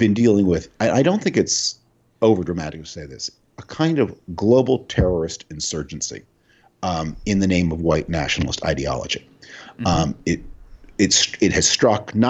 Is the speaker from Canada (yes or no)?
yes; Canada; moved away; I grew up, I was born in Canada, I retain a lot of connections there, I have a house there